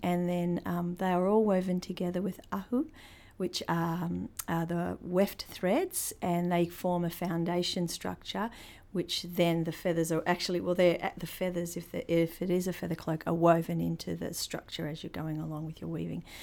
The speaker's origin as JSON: {"language": "English", "town": "Christchurch", "region": "Canterbury", "country": "New Zealand", "tie": "born or raised there", "also_born_or_lived": "Te Kuiti, North Island", "moved": "yes", "said": "I was born in Christchurch, but my tribal affiliations are to the middle of the North Island"}